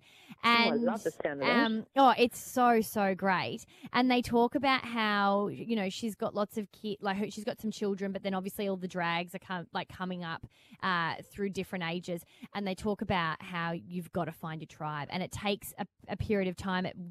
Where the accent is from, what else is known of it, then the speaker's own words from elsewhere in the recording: Melbourne, Victoria, Australia; Radio nerds growing up in Melbourne